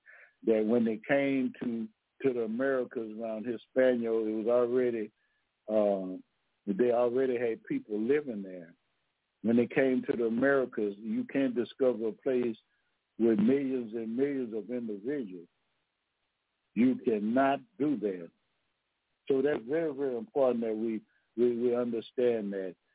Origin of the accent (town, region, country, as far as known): Louisiana, United States